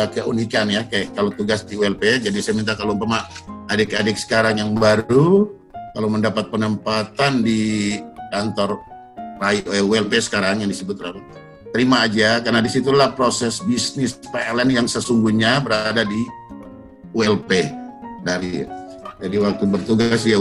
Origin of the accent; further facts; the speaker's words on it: Fakfak, West Papua, Indonesia; born there; Lahir di Fakfak